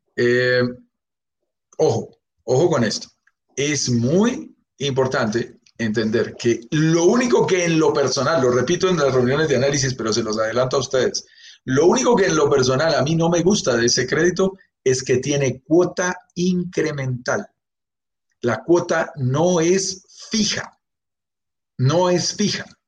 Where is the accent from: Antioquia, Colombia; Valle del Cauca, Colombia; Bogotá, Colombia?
Bogotá, Colombia; yo soy colombiano de pura cepa, nacido en Bogotá, vivo en Bogotá, mi familia es colombiana